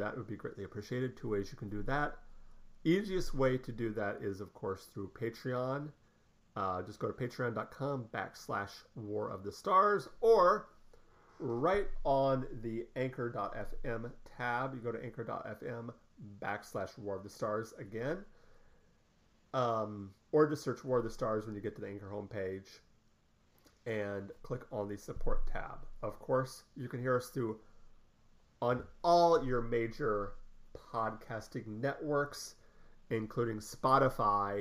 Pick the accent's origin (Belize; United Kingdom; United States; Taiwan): United Kingdom; Scotland; being Scottish